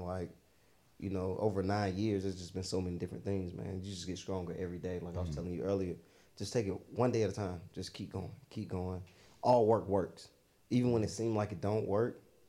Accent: Stone Mountain, Georgia, United States; growing up in Stone Mountain

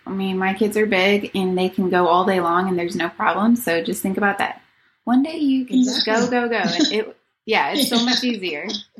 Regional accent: the South, United States; we're from the South, so I'm used to heat

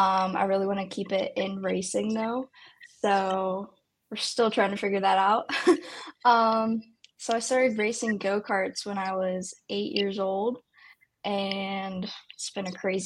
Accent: Pittsburgh, Pennsylvania, United States; I am from Pittsburgh, PA, born and raised here.

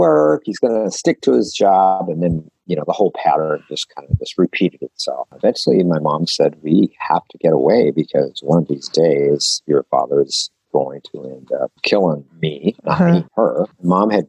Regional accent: Texas, United States; also born or lived in Portland, Oregon; now in Wilsonville, United States; I was born in Texas. I live in Portland, Wilsonville now.

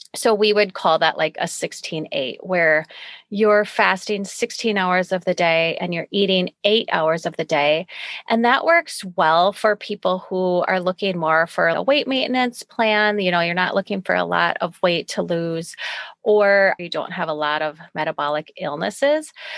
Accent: United States; as American

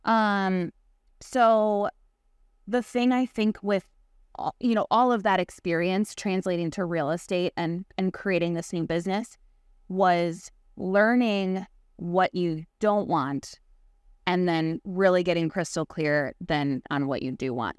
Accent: Chicago, Illinois, United States; born or raised there

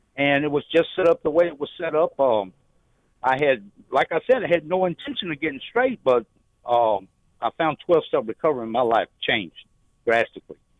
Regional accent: Shreveport, Louisiana, United States; moved away as an adult; now in Naples, United States; I'm from Shreveport

